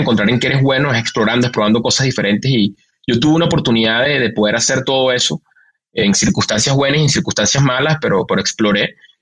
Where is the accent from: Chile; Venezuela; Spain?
Venezuela; now in Mexico; un venezolano en México